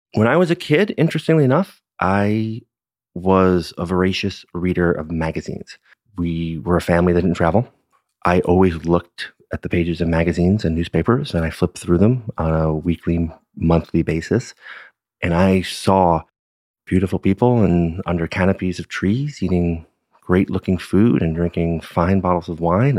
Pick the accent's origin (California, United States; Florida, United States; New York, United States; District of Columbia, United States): New York, United States; New York City; now in Napa Valley, United States; Born and raised in Brooklyn